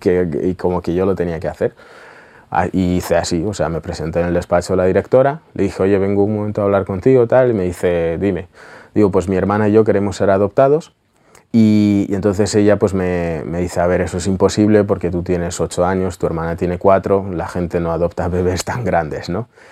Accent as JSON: {"language": "Spanish", "country": "Russia", "tie": "born or raised there", "moved": "yes", "said": "vivíamos en una chabola que estaba a punto de, de caer en Rusia"}